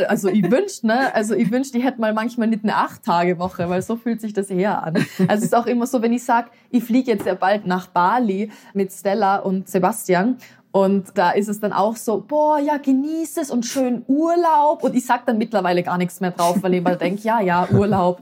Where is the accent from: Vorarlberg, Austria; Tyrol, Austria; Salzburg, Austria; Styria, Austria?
Tyrol, Austria; also born or lived in Vienna; In Tirol, wo ich aufgewachsen bin